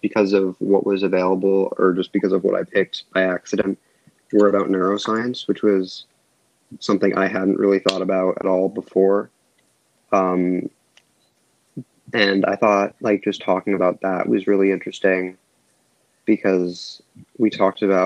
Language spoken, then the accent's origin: English; United States; I am from a little suburb outside of Washington, D.C.